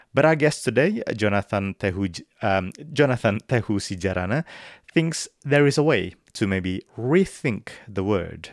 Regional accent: Indonesia; I grew up in Indonesia in the nineties

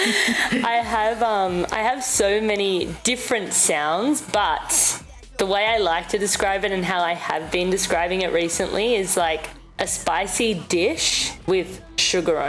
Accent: Sydney, New South Wales, Australia; now in Toronto, Canada; I grew up in Sydney, Australia

